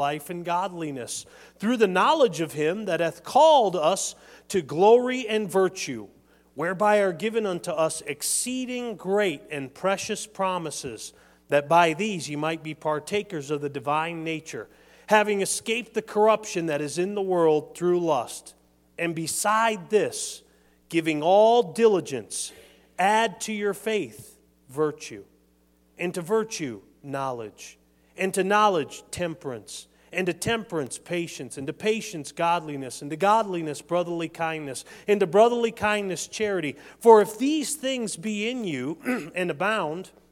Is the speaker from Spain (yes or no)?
no; New England, United States; now in Michigan, United States; I'm from New England.